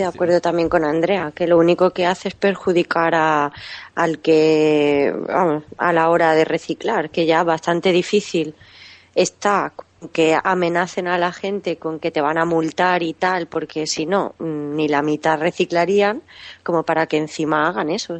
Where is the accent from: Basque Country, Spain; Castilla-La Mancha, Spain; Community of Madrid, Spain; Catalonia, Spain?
Catalonia, Spain; born or raised there; moved away as an adult